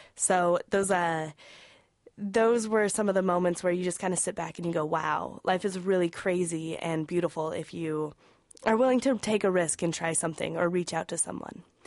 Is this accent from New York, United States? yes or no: no; Wyoming, United States; moved away; I'm originally from Wyoming.